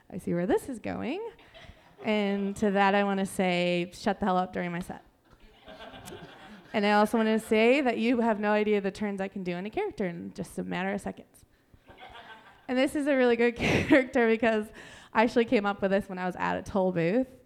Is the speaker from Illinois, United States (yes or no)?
yes; Chicago, Illinois, United States; I'm, I'm from Chicago.